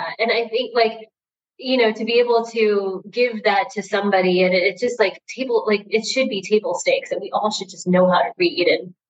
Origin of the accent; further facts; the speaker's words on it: India; I'm from India, and I also learned to read and write Hindi as a teenager.